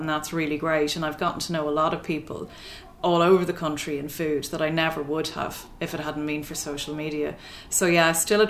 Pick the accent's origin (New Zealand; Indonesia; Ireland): Ireland; Drogheda, Leinster; I'm from Drogheda originally